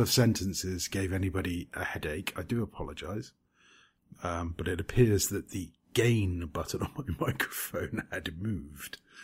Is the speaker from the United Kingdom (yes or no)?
yes; United Kingdom; now in Cyprus; as we're British